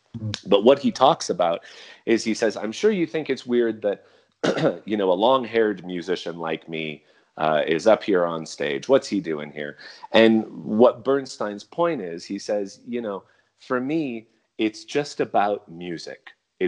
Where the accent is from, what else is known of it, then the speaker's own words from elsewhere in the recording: United States; I'm an American orchestral musician.